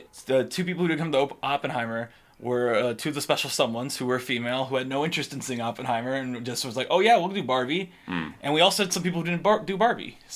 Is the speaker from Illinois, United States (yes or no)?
yes; Chicago, Illinois, United States; I'm from Chicago